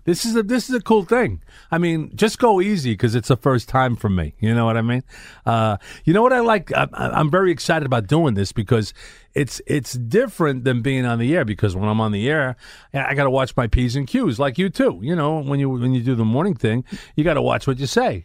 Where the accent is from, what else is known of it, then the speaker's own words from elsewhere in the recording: New York City, New York, United States; I'm from Brooklyn